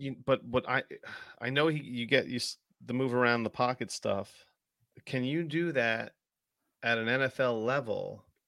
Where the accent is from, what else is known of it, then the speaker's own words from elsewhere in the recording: New Jersey, United States; also born or lived in New York City; I'm from, I'm from Jersey, I live, I currently am back in Jersey, but I'm nowhere near where I used to live.